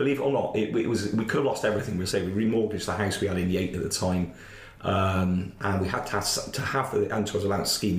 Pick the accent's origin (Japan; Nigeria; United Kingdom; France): United Kingdom; Bristol, South West England; I came from Rovers area